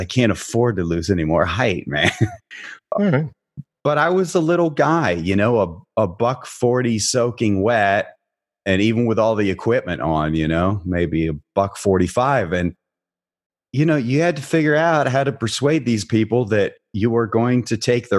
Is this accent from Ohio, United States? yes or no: yes; Barberton, Ohio, United States; The culture where I was working in Dayton, Ohio was different than the culture I grew up in Northeastern Ohio in Barberton.